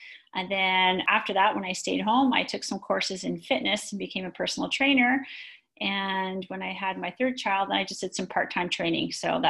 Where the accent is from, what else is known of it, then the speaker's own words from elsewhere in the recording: Montreal, Quebec, Canada; moved away as an adult; now in Toronto, Canada; I'm originally from Montreal. I was born and raised in Montreal, a suburb of Montreal called Brossard, which is on the south shore of the Montreal Island. And we are Anglophone from Montreal, meaning we are English-speaking people who lived in Montreal, yet spoke both French and English.